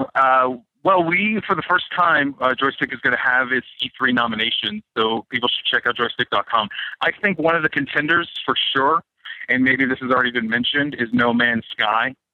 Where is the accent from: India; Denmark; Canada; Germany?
Canada; I'm Canadian.